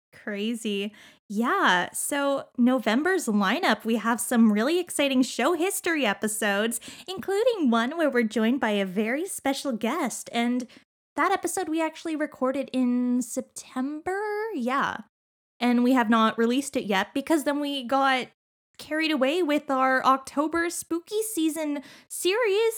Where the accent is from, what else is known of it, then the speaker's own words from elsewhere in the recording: Canada; we're Canadian